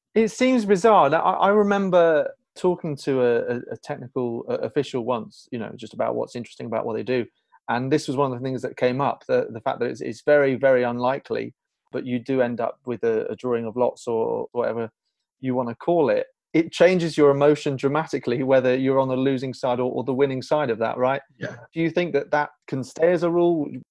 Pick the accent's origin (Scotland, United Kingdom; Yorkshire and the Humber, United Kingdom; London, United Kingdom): London, United Kingdom; I'm from London